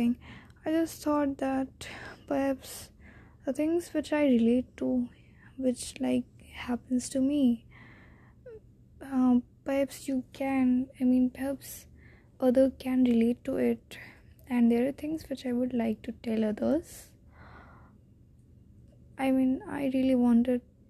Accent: India; accent: typical Indian accent; English is a second language; I'm an Indian girl

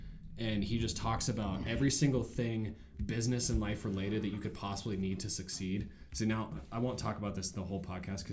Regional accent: Montana, United States; I've been born and raised in Montana. I've been in Montana for 23 years, and I've hardly ever left.

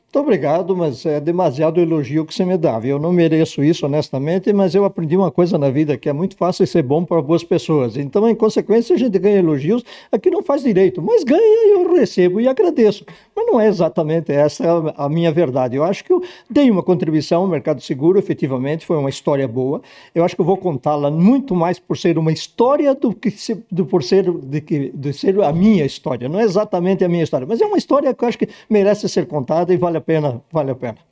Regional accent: Ipê, Rio Grande do Sul, Brazil; moved away as an adult; also born or lived in Porto Alegre; now in São Paulo, Brazil; eu nasci num distritozinho de Vacaria, hoje um município chamado Vila Ipê

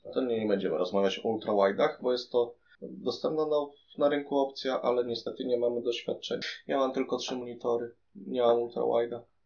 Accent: Poland; jestem z Polski

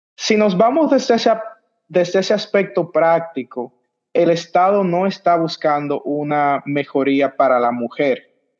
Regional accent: Dominican Republic; de República Dominicana, el pasante

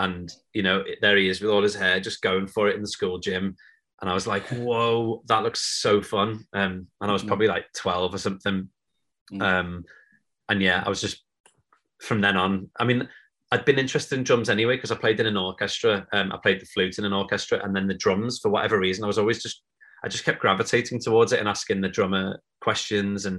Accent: Liverpool, North West England, United Kingdom; growing up in Liverpool

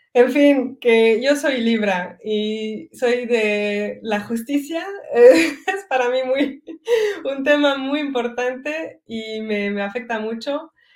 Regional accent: Belgium; first language French; Spanish is a second language; moved away as an adult; also born or lived in Mérida, Mexico; now in Mexico; me siento belga porque he nacido en Bélgica y he crecido aquí.

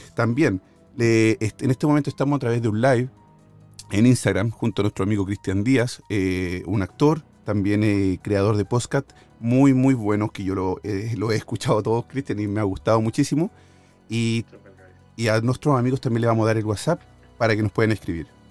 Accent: near Buin, Santiago Metropolitan Region, Chile; moved away; Buin, Chile, cerca de mi tierra por donde vivía yo

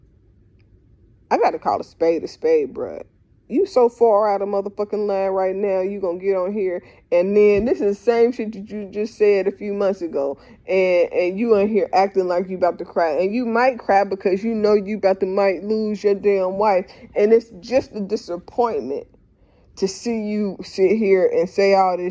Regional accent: Dayton, Ohio, United States; I'm from Dayton

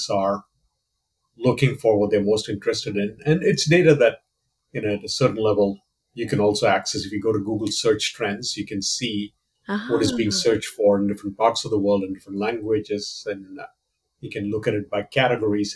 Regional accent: Kerala, India; moved away as an adult; also born or lived in Tiruchirappalli, India / Kolkata, India; now in United States; I was born and raised in India. I'm originally from the southern Indian state of Kerala, which is where my family is from

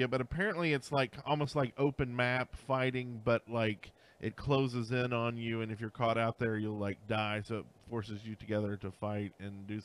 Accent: Canada; I'm Canadian.

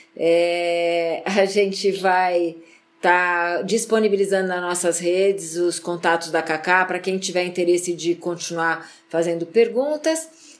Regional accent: Brazil

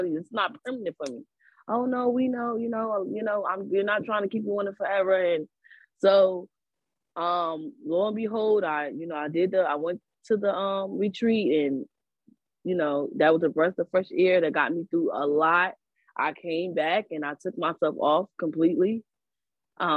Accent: Newark, New Jersey, United States; I'm from Newark.

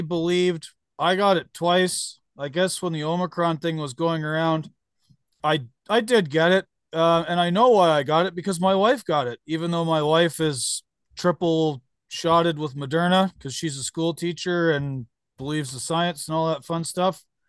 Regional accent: Canada; now in United States; they would either hear my accent or somehow find out I was Canadian

